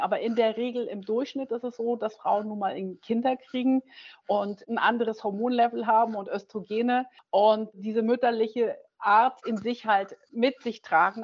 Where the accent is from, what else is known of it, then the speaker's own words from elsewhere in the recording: Germany; also born or lived in Schwerte, Germany / Noordwijk, Netherlands / Griesheim, Germany; ich nach dem sechsten Jahr wieder dann nach Deutschland gekommen bin